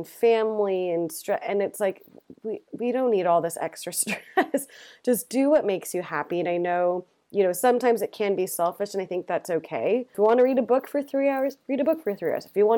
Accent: California, United States; moved away as an adult; also born or lived in San Francisco; now in London, United Kingdom; I'm from California, but lived in San Francisco for 10 years. So I've been here a year and a half

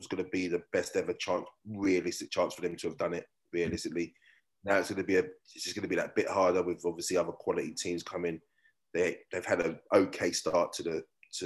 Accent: England, United Kingdom; moved away as an adult; now in Australia; I'm actually an Aussie now. So we get the certificate and passport. But luckily I can still keep my UK one

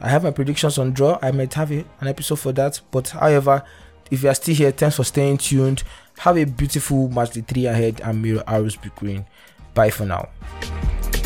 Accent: Nigeria; as a Nigerian

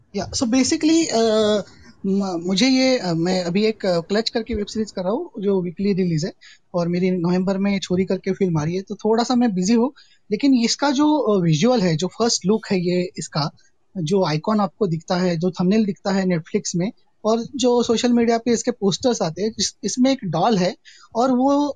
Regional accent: Nagpur, Maharashtra, India; मैं नागपुर से हूँ

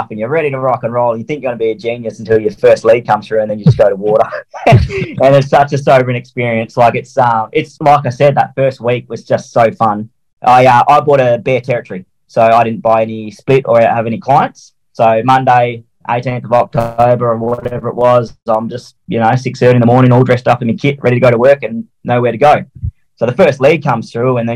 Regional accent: Perth, Western Australia, Australia; I'm from Perth, Western Australia

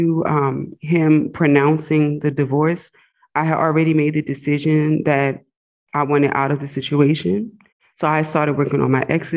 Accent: United States; moved away as an adult; also born or lived in Egypt; I'm an American, but I was living overseas

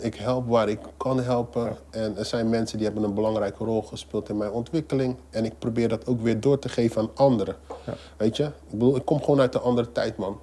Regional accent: Rotterdam, South Holland, Netherlands; Ik ben geboren en getogen in Rotterdam

